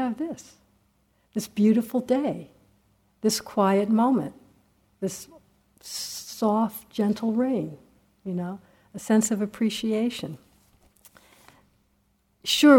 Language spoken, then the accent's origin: English; United States; I'm an American